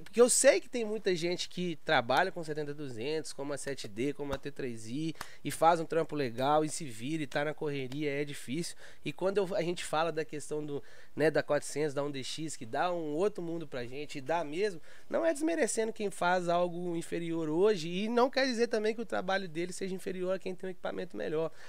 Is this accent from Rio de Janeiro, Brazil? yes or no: no; Belo Horizonte, Minas Gerais, Brazil; sou lá de Belo Horizonte